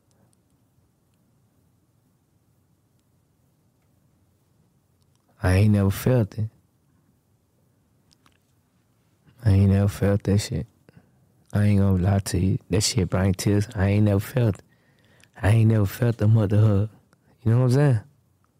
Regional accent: the South, United States; I'm from the South

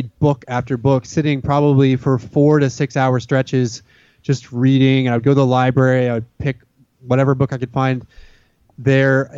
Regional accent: Dallas, Texas, United States; now in Austin, United States; growing up in the Dallas-Fort Worth area

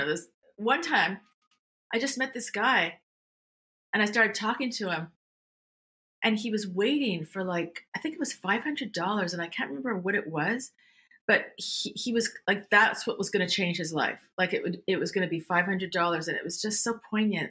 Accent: Montreal, Quebec, Canada; moved away as an adult; also born or lived in California; I grew up in Montreal

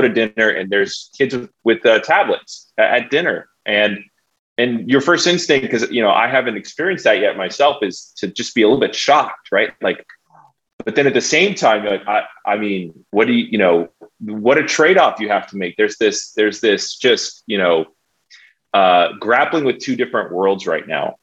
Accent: San Diego, California, United States; I'm from San Diego. I was homeschooled all growing up, San Diego, born and raised

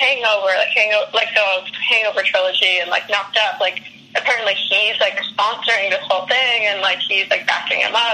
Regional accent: Canada; moved away as an adult; I'm Canadian

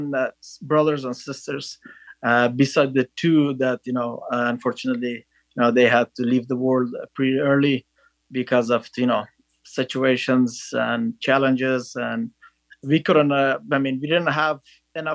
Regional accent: northern Afghanistan, Afghanistan; English is a second language; moved away as an adult; I was born in northern Afghanistan in a small village

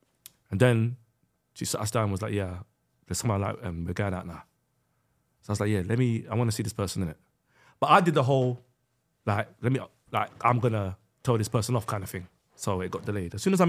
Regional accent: Sudan; I'm from Sudan, bro.

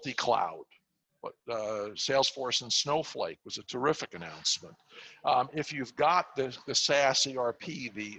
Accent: New York City, New York, United States; I'm a New Yorker. I grew up in Far Rockaway, Queens

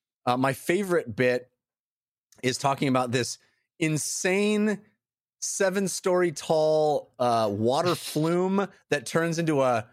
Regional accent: California, United States; because I'm born and raised in California. I grew up

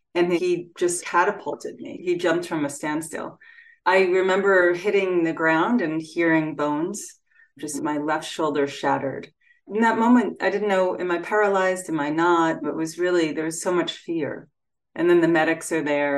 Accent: Freeport, New York, United States; my hometown of Freeport, New York

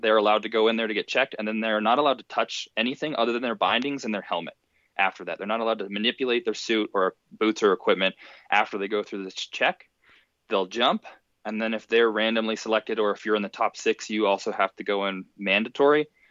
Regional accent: Park City, Utah, United States; I'm also from Park City, Utah

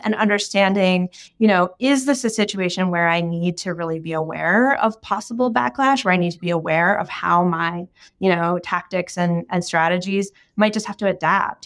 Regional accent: United States; the background that I grew up in the United States

